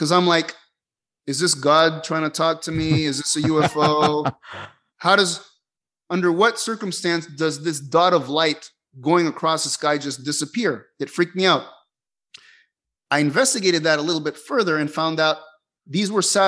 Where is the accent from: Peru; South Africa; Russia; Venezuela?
Venezuela; Caracas, Capital District; moved away; I grew up in Caracas, Venezuela, lots of city lights